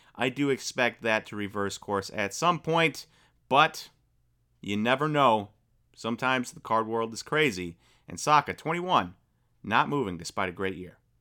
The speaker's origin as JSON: {"language": "English", "region": "Wisconsin", "country": "United States", "said": "I'm from Wisconsin"}